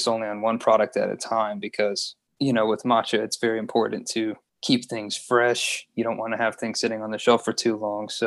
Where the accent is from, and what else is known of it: Louisiana, United States; also born or lived in Baton Rouge, Louisiana